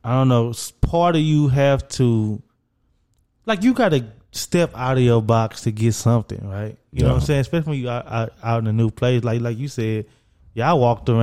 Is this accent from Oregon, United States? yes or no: no; Dallas, Texas, United States; I'm from Dallas. I live in Dallas